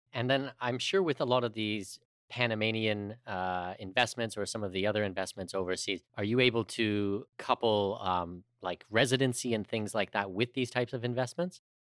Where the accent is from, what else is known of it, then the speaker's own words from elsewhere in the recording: Canada; a Canadian